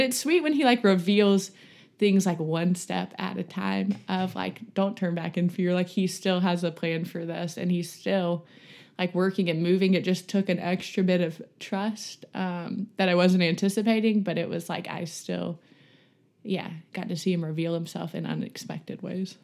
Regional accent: Montgomery, Alabama, United States; moved away as an adult; now in Birmingham, United States; I'm from Montgomery, Alabama. I grew up there.

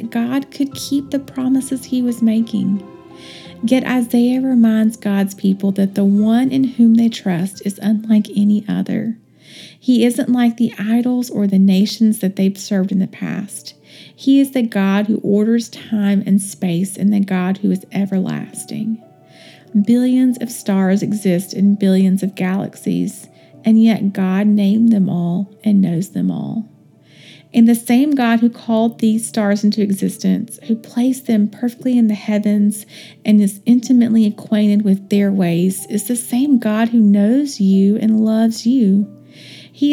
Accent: Western North Carolina, United States; I am from Western North Carolina and grew up walking around outside

